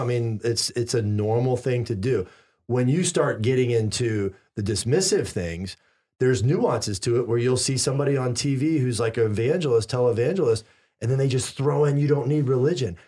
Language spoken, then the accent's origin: English; the Bible Belt, the South, United States; I grew up in the Bible Belt